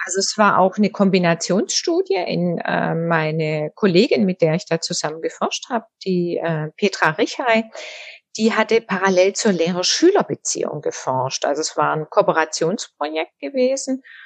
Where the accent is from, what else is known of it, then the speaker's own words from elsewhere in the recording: Southern Germany, Germany; moved away as an adult; also born or lived in Tübingen / North Rhine-Westphalia; now in Düsseldorf, Germany; ich komme aus Süddeutschland